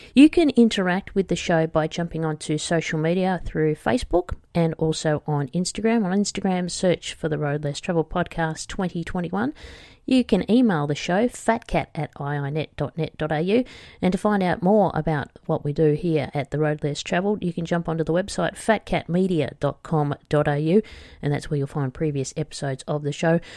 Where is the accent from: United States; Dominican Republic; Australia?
Australia